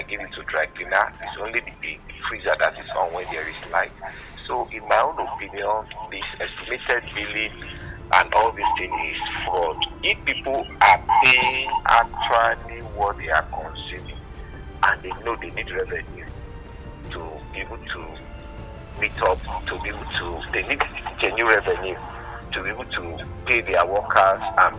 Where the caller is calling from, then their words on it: Abuja, Federal Capital Territory, Nigeria; I'm calling from Kurubi in Abuja.